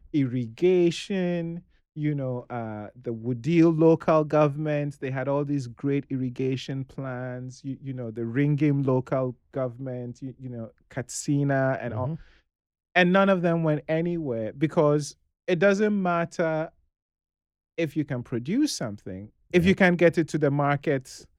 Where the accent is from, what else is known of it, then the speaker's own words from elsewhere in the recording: Ghana; I am Nigerian